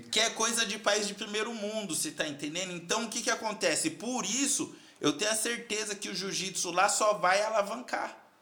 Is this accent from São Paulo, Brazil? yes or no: yes; Carapicuíba, São Paulo, Brazil; moved away as an adult; also born or lived in China; sou da Coab de Carapicuíba, lá da Coab do, Coab do Netinho